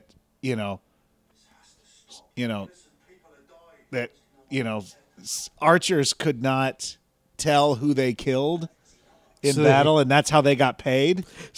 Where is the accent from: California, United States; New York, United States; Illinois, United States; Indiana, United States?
California, United States; San Bernardino; I grew up in San Bernardino